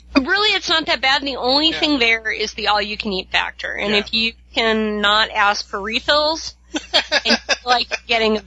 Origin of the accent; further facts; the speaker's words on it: Midwest, United States; I'm from the Midwest, closer to the South.